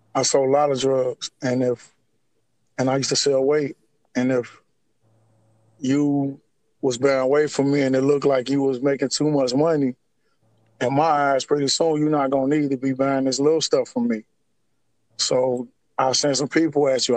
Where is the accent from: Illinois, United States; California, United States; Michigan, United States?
Illinois, United States; Harvey; I was born and raised in, in uh, Harvey, Illinois. It's a it's, it's a south suburb uh, of of uh, Chicago.